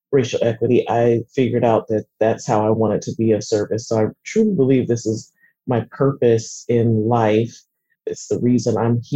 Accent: Seattle, Washington, United States; growing up in Seattle

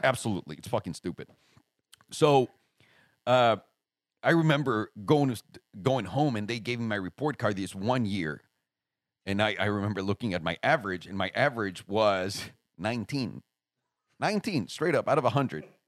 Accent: Mexico City, Mexico; moved away; Mexico City, homie. Like, straight up Mexico City.

